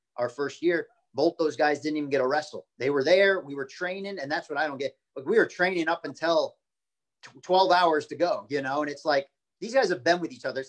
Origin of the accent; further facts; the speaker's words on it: Florida, United States; I love my hometown. You know, I'm 20 minutes away from where I grew up